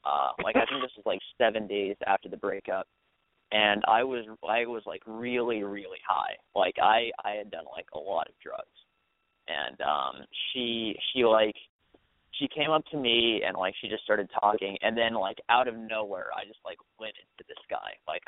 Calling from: Michigan, United States; I go to the University of Michigan.

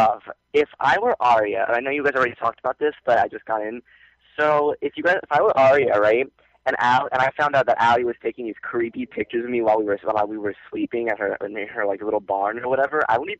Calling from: Florida, United States; from Florida.

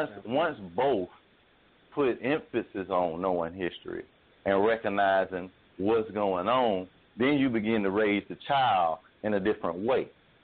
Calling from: Jacksonville, Florida, United States; and I'm calling from Jacksonville, Florida.

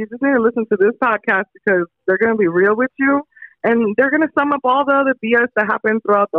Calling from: Los Angeles, California, United States; I'm calling from Northridge at the moment.

